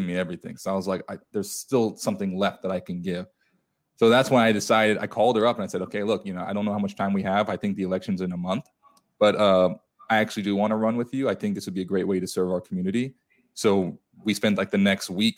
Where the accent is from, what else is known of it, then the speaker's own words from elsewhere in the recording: South Texas, United States; Growing up in South Texas